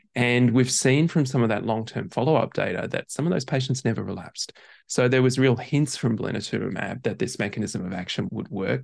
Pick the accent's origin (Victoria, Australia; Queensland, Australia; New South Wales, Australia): Queensland, Australia; Brisbane; moved away as an adult; also born or lived in Perth; now in Melbourne, Australia; I grew up in Brisbane, went to medical school in Perth